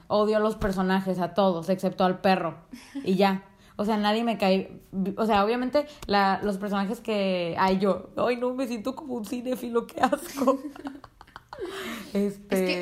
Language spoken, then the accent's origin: Spanish; Mexico; soy mexicana